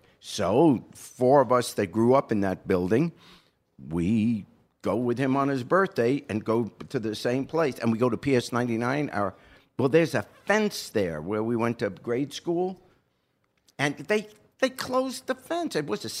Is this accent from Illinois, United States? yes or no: no; New York City, New York, United States; moved away; also born or lived in England; I was raised in New York in Queens, Kew Gardens